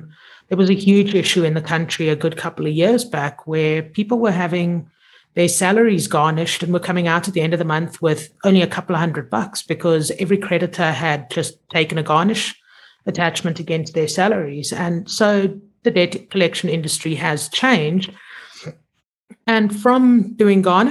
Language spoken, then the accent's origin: English; Zimbabwe; I grew up in Zim and I grew up in boarding school